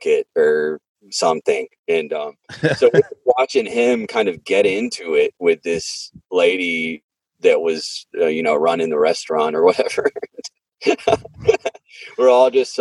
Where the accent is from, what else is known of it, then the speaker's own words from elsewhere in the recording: Franklin, Tennessee, United States; I'm from Franklin